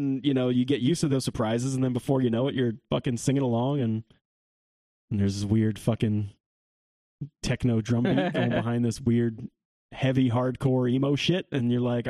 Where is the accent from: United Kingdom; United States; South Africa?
United States; New York; We're from New York. New York.